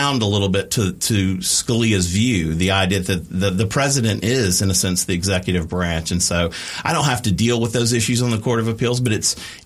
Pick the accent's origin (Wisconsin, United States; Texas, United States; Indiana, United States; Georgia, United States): Georgia, United States; Macon; my hometown of Macon, Georgia